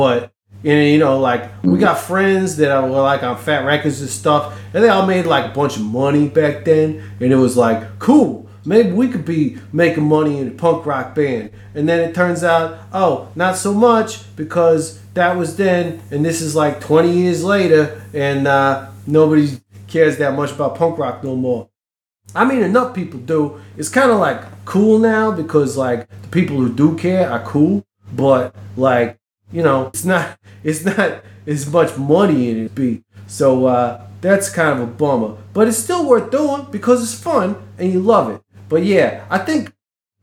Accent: United States; growing up in America with the punk rock scene

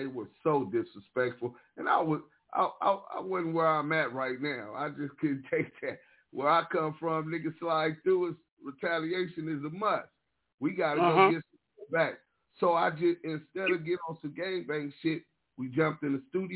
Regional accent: Los Angeles, California, United States; I grew up in South Central Los Angeles on that west side

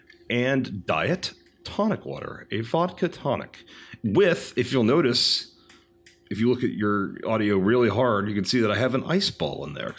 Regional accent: Texas, United States; I grew up in Texas

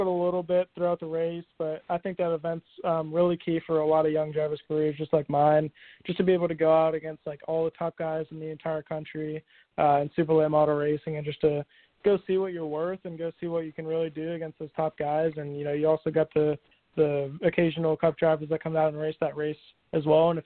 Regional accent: Marietta, Georgia, United States; I grew up in Marietta, Georgia

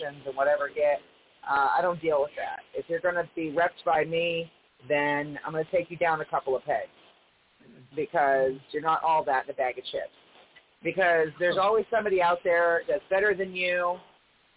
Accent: New England, United States; I'm from New England

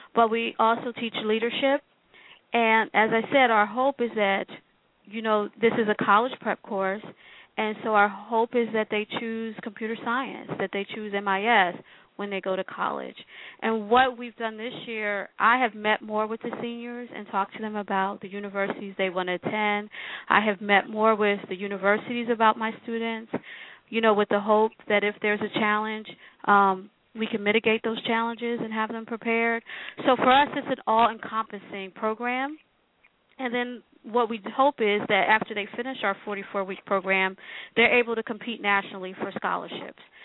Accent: Philadelphia, Pennsylvania, United States; But I was born in Philadelphia, I'm West Philly, born and raised

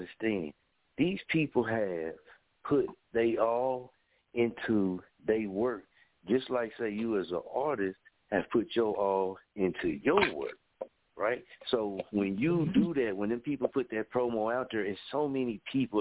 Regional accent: Story, Oklahoma, United States; I'm from Story, Oklahoma

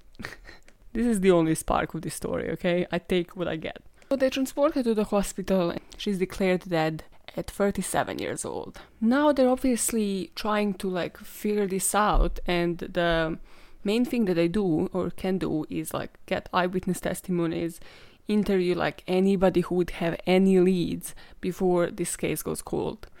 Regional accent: Serbia; moved away; I am from Serbia

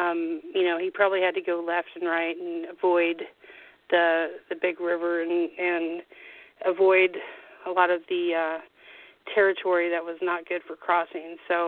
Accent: Wichita, Kansas, United States; I grew up in Wichita, but we always came down to Independence every other weekend to see my grandparents who ran the site.

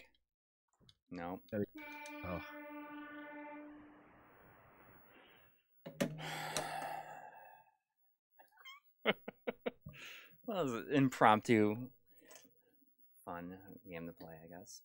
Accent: Buffalo, New York, United States; I grew up outside Buffalo

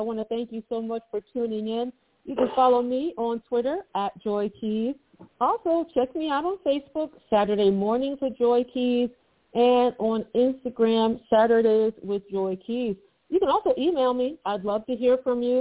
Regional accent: United States; I'm American

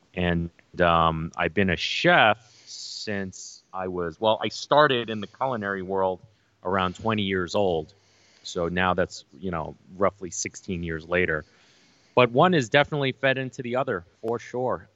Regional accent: New York City, New York, United States; growing up in New York City as an Asian American

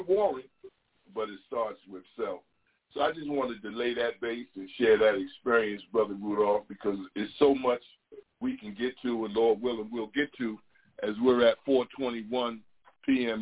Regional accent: New York, United States; I'm from New York too

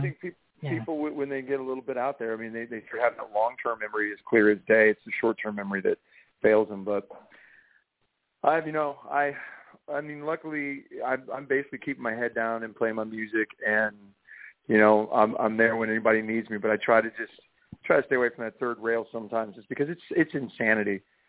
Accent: Florida, United States; born there; also born or lived in England / Connecticut / Kansas / North Carolina; now in Nashville, United States; Well, I say I was born in Florida, and I moved to England, went to Connecticut, Kansas, North Carolina, Florida, out to Los Angeles, and now I live in Nashville.

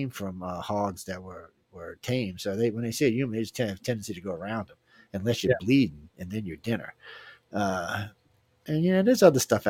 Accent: New Orleans, Louisiana, United States; accent: coon ass; I'm from New Orleans

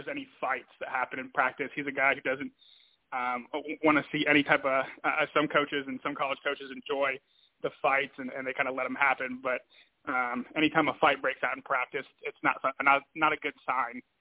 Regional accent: Virginia Beach, Virginia, United States; I'm a guy from the Virginia Beach area, so growing up right by the water

